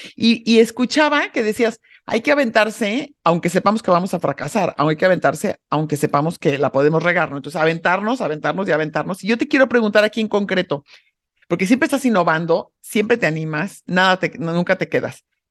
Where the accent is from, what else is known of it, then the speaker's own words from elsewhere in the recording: Mexico; soy una mexicana súper orgullosa de ser mexicana